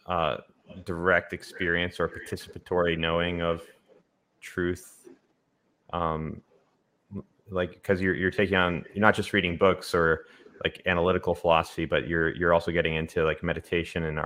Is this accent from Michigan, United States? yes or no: no; San Francisco, California, United States; I come from San Francisco.